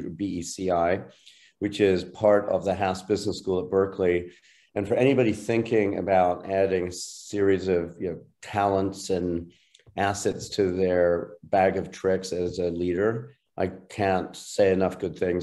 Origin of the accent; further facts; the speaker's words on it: Ireland; now in United States; I'm an Irish citizen originally, a longtime U.S. citizen, proud of both